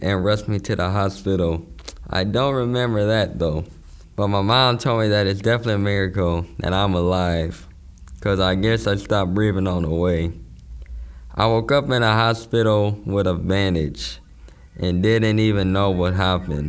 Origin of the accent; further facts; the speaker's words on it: San Francisco, California, United States; I grew up in San Francisco. I moved here when I was about 5.